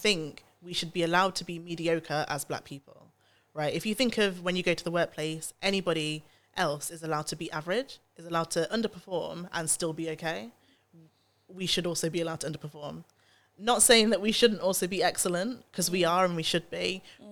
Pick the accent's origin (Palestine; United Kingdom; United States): United Kingdom; Nottingham, East Midlands; I grew up in Nottingham. I went to an all-white school and I was the only black child there